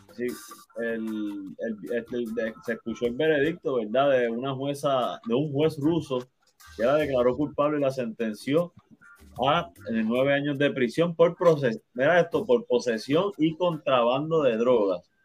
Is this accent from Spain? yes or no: no; Puerto Rico